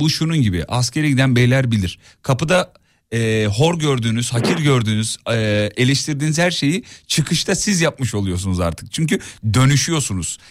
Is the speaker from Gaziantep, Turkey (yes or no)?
yes; Gaziantep, Turkey; Bir Antepli olarak